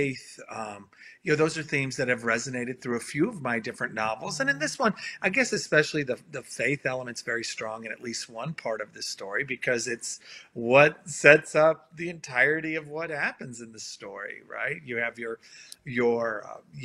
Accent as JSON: {"language": "English", "town": "New Bern", "region": "North Carolina", "country": "United States", "tie": "born or raised there", "said": "Coming to you from my hometown in New Bern, North Carolina."}